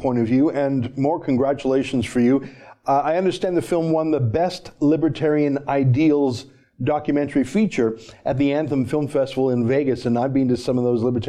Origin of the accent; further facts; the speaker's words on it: Canada; I'm a Canadian